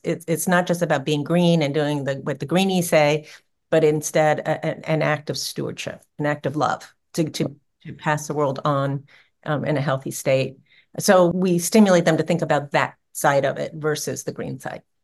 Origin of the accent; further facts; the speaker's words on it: New Orleans, Louisiana, United States; New Orleans, which is my hometown